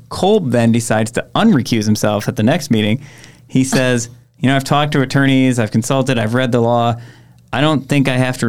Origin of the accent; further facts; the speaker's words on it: Egg Harbor, Wisconsin, United States; I grew up in Egg Harbor. I used to deliver pizzas from what's now Door County Nature Works